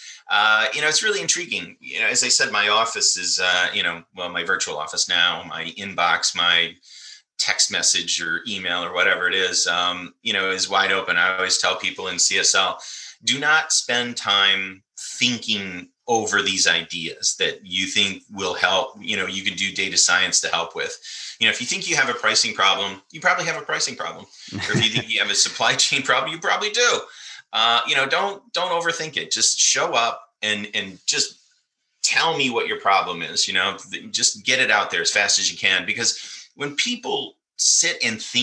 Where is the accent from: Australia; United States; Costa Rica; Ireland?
United States; Michigan; I grew up in Michigan in the Midwest here in the United States, and it's mostly farming country.